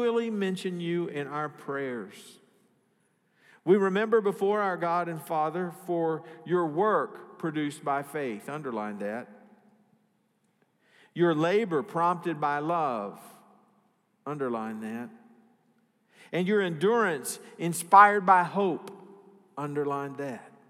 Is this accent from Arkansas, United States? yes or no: yes; Arkansas, United States; I'm from Arkansas